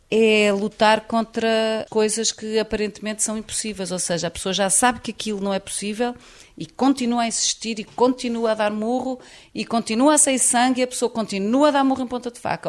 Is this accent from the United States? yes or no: no; Portugal; sou portuguesa